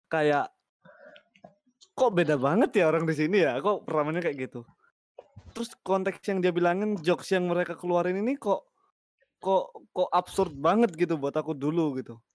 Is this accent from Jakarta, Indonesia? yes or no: no; Surabaya, East Java, Indonesia; kita orang Jawa ya maksudku anak-anak Surabaya Sidoarjo ya